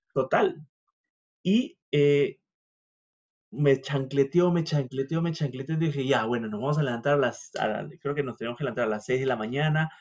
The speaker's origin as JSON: {"language": "Spanish", "country": "Peru", "tie": "born or raised there", "moved": "yes", "said": "yo vengo de Perú"}